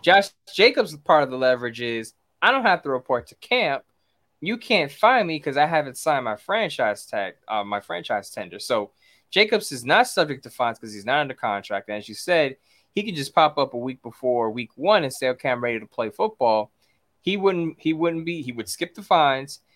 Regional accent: New York City, New York, United States; I'm from New York City. I'm from Brooklyn, New York.

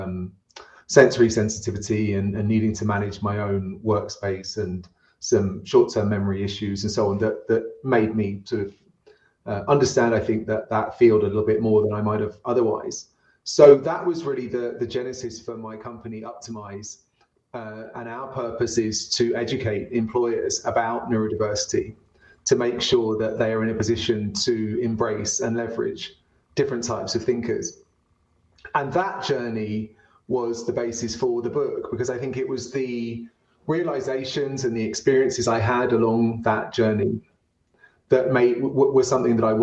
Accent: London, United Kingdom; now in Denver, United States; I'm from London. Now based in Denver

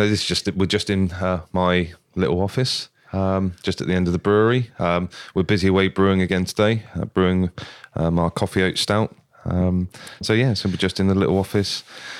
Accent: Wimborne, South West England, United Kingdom; I'm from Wimborne.

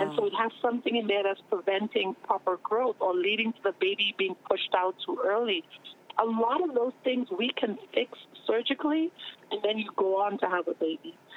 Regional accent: Trinidad & Tobago; moved away; growing up in the Caribbean, for example, there are certain careers we didn't even know existed

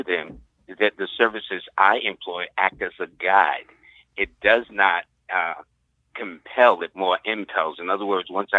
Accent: Harlem, New York, United States; First of all, I'm a product of Harlem because I was born in Harlem.

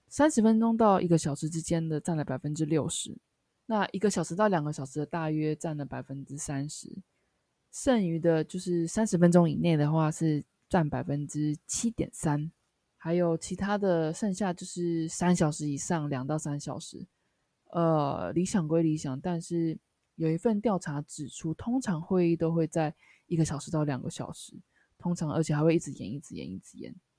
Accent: Taiwan; now in Japan; 因为我是台湾人嘛

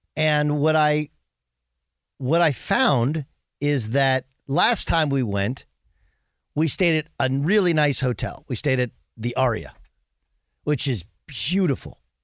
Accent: Southern California, United States; growing up in Southern California

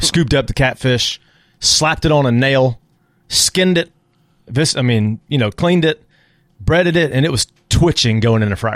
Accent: San Antonio, Texas, United States; moved away as an adult; now in Auburn, United States; growing up in San Antonio

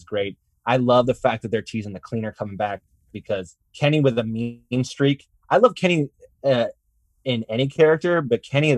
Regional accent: Canada; I'm Canadian too

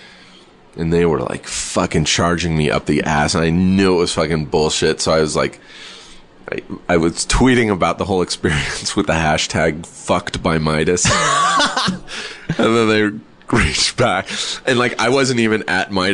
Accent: Southern California, United States; I grew up here in Southern California

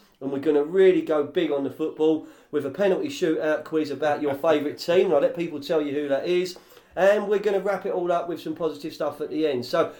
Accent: Fulham, London, United Kingdom; I mean, I grew up the other end of Fulham Road, yeah. So I grew up in Fulham

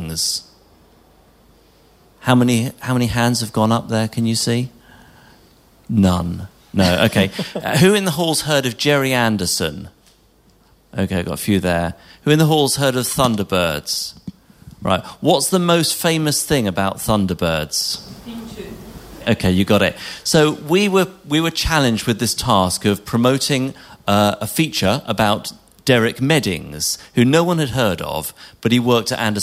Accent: England, United Kingdom; moved away as an adult; now in Scotland; When I came to Scotland as an Englishman

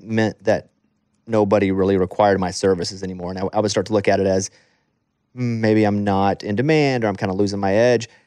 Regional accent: the South, United States; growing up in the South

